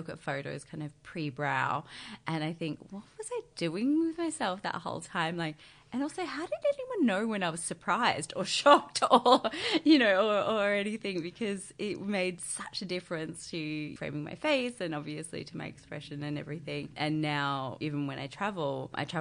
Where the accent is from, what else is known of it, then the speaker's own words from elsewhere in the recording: Barossa Valley, South Australia, Australia; moved away as an adult; also born or lived in Sydney; now in Melbourne, Australia; I grew up in the country. I'm originally from the Barossa Valley in Adelaide.